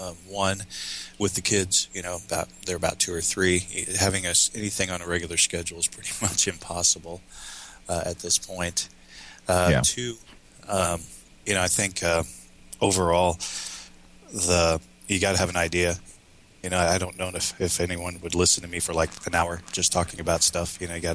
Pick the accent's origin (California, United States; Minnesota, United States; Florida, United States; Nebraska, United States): Minnesota, United States; accent: Minnesotan; I did in my Minnesotan accent